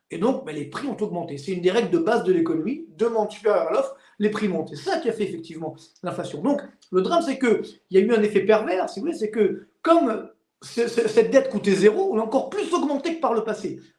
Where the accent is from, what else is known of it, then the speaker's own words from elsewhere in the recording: Orly, Île-de-France, France; Moi, je viens des cités HLM d'Orly. Donc je sais ce que c'est, j'ai grandi jusqu'à 25 ans, je sais ce que c'est des lendemains difficiles